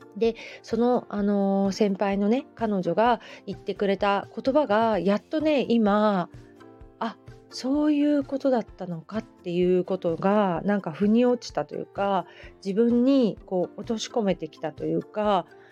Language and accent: Japanese; Hamamatsu, Shizuoka, Japan; also born or lived in Kita-Kamakura; now in Kamakura, Japan; 私 の地元ね遠州浜松もやっぱり織物の町なんですよね子供の頃から繊維の町